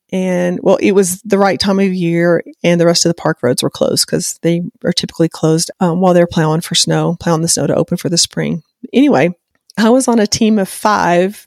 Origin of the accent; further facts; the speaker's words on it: the South, United States; I'm from the South